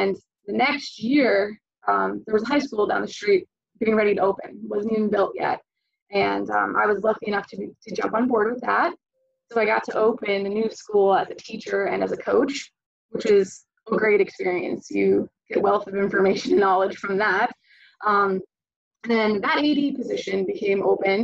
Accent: East Greenbush, New York, United States; now in Florida, United States; I'm originally from New York, East Greenwich, New York. It's a suburb outside of Albany.

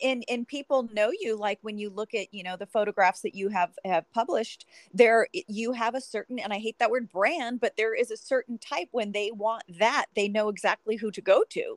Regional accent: Sacramento, California, United States; I'm from Sacramento. So we're both NorCal girls

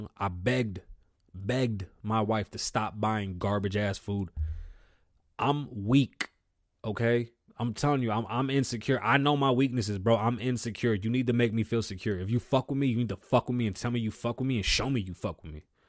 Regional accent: New York City, New York, United States; I was born in the Bronx. I grew up with my grandparents.

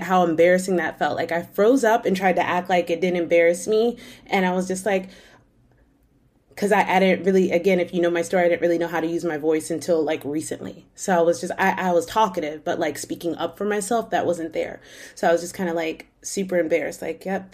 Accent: Winter Park, Florida, United States; I grew up in Winter Park, Florida

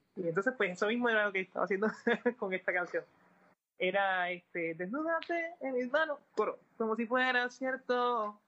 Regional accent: Puerto Rico; somos de Puerto Rico

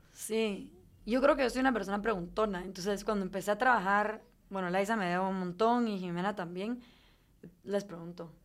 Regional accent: Guatemala; moved away as an adult; also born or lived in Durham, North Carolina, United States; me fui con mucha nostalgia, con ganas de regresar a mi país

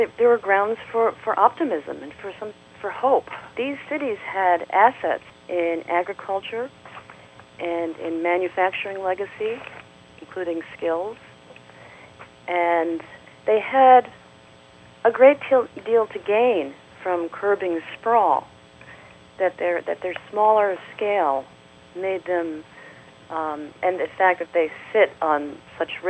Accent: Syracuse, New York, United States; also born or lived in Rochester, New York / Albany, New York / Detroit; I grew up in Syracuse, and I spent most of my life in Rochester and Albany, New York

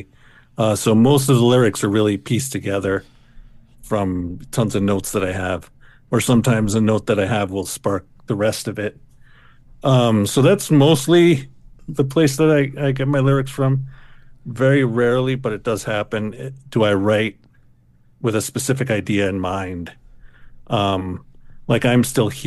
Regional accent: New York City, New York, United States; I grew up in New York City.

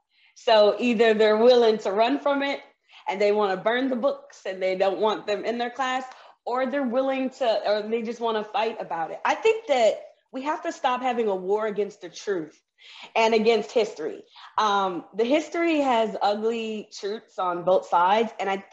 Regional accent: the South, United States; I'm from the South, so I'm used to growing up with people with Confederate flags flying around, and they say the war was not about slavery.

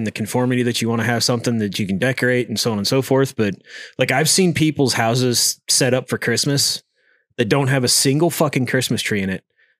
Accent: Vermont, United States; Well, like growing up in Vermont

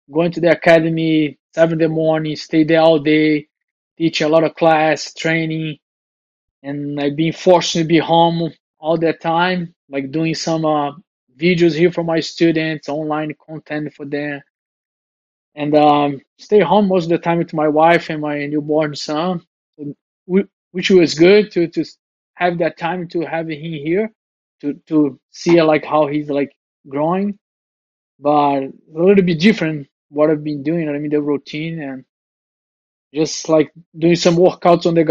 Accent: Rio de Janeiro, Brazil; original from Rio

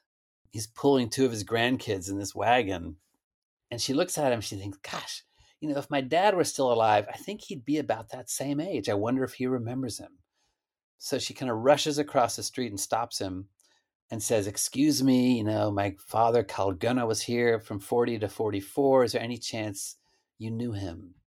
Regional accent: Stillwater, Oklahoma, United States; Stillwater. It's where Oklahoma State is. Stillwater, Oklahoma.

